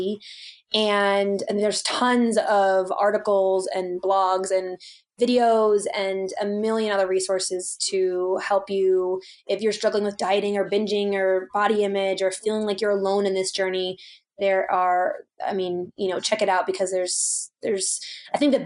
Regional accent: East Coast, United States; now in Colorado, United States; I grew up on the East Coast

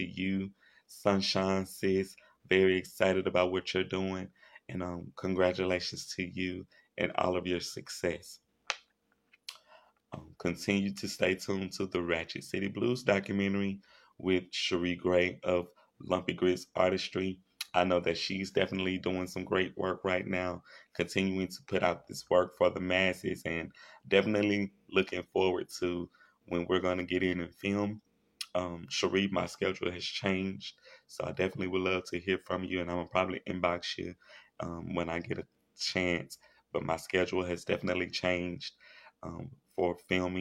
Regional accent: Shreveport, Louisiana, United States; I grew up with them here in my hometown in Shreveport, Louisiana

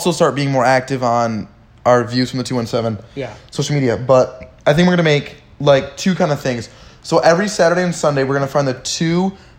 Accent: Michigan, United States; I'm from Michigan.

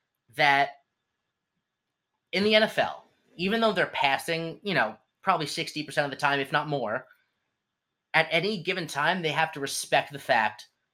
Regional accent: New Jersey, United States; I am from New Jersey.

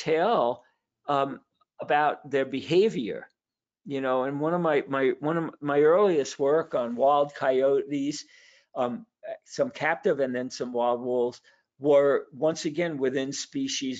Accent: New York City, New York, United States; I was born in Brooklyn, New York

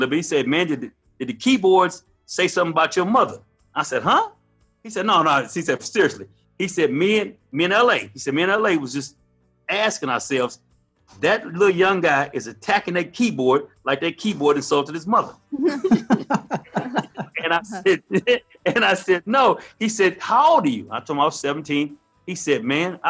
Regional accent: Tulsa, Oklahoma, United States; also born or lived in San Francisco, California; I grew up in Tulsa, Oklahoma. I was born in 1967

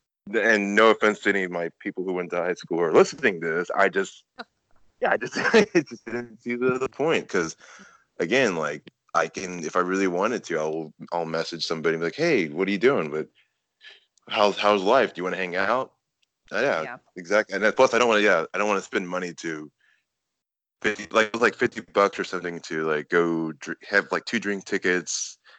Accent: Austin, Texas, United States; now in Denton, United States; I grew up in Austin my entire life. I wanted to see what else was out there, and yeah. I just made my inch 3 hours up to Denton, and then yeah.

